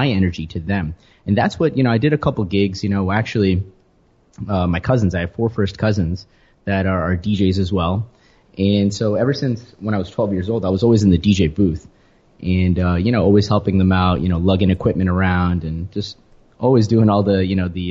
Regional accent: New Jersey, United States; moved away as an adult; now in New York City, United States; I grew up in New Jersey

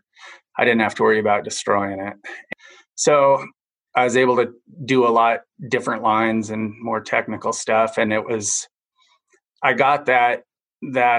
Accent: Enumclaw, Washington, United States; moved away as an adult; now in Naches, United States; I grew up in Enumclaw, got tired of the rain and chaos on the west side and moved east. And I've been there since 2004

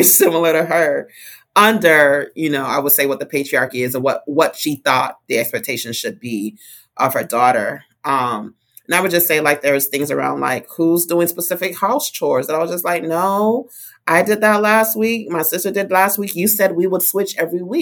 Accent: Fort Lauderdale, Florida, United States; also born or lived in Miami; I was born in Broward County in Fort Lauderdale and have been living this double county life for some time.

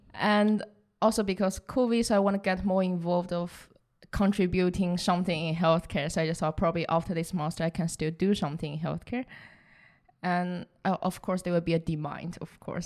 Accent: southern China, China; English is a second language; moved away as an adult; also born or lived in Rotterdam, Netherlands; now in Netherlands; I was born in the south of China, so actually really close to Vietnam.

